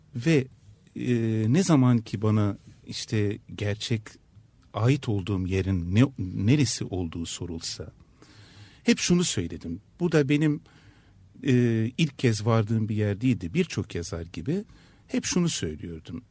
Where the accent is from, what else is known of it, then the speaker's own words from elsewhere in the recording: Istanbul, Turkey; first language Turkish, French, Ladino; İstanbul'da yaşamanın ne olduğunu biliyorum. Bir Türk olarak yaşamanın ne olduğunu biliyorum.